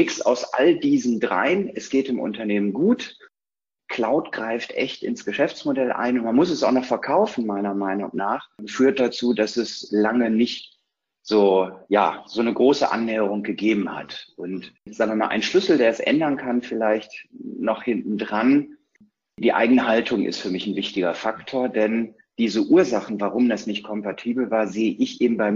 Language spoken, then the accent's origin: German; North Rhine-Westphalia, Germany; In Hashtags äh, ordne ich mich ein als Ostwestfale, neugierig, verliert ungern, und ist schon lange dabei.